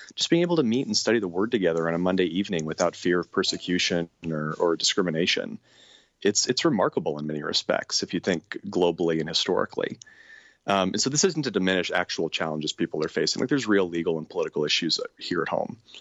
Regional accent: Portland, Oregon, United States; now in Northwest Arkansas, United States; living here in Northwest Arkansas, there's definitely more of a culture, uh, around guns than I had growing up outside of Portland, Oregon

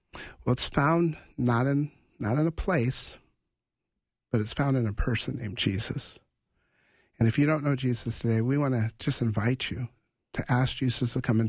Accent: Grand Forks, North Dakota, United States; I grew up in Grand Forks, North Dakota, Grand Forks Air Force Base, and I was a kid growing up and doing drills

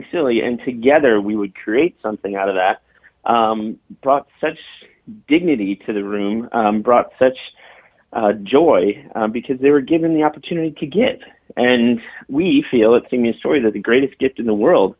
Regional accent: Chicago, Illinois, United States; moved away as an adult; also born or lived in Nashville; I'm from Chicago, and I went to Northwestern University and then moved down to Nashville after school

